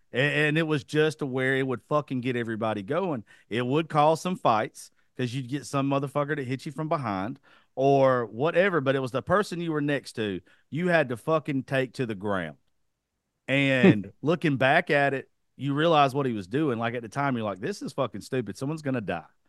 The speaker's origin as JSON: {"language": "English", "region": "South Georgia", "country": "United States", "tie": "born or raised there", "said": "I was raised in the South"}